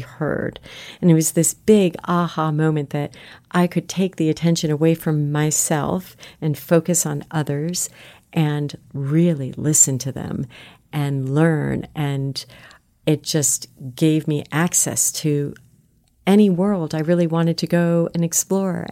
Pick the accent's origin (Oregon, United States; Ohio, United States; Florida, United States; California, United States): Florida, United States; South; moved away; grew up in South Florida